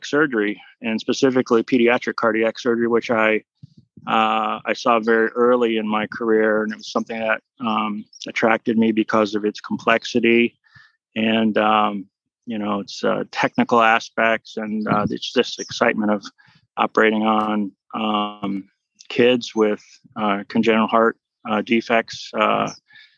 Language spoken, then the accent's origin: English; Hartford, Connecticut, United States; I'm Connecticut born and raised. You know, I grew up in Hartford, Connecticut